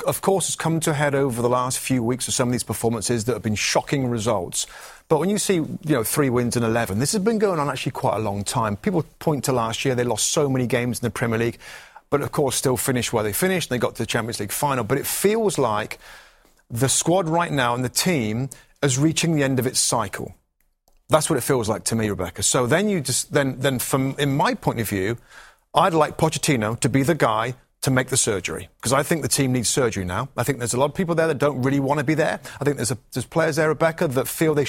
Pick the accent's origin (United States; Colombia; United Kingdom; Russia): United Kingdom; England; I'm English